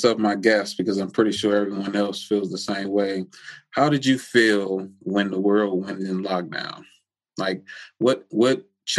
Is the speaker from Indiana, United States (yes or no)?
no; Maryland, United States; I'm not trying to bash another part of my state, but it's like Baltimore is its own entity.